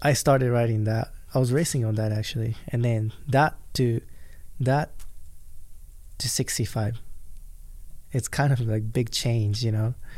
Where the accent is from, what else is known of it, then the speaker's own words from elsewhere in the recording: Japan; English is a second language; now in United States; because I grew up in Japan